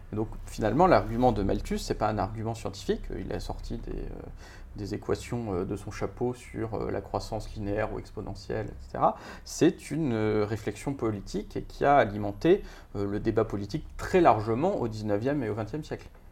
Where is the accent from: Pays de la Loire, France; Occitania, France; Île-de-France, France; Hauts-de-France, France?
Île-de-France, France; Paris; j'ai 40 ans, je suis parisien